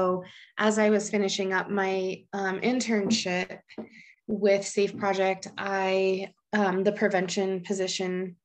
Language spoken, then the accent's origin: English; Laramie, Wyoming, United States; I'm from Laramie, Wyoming. So been here for quite a while.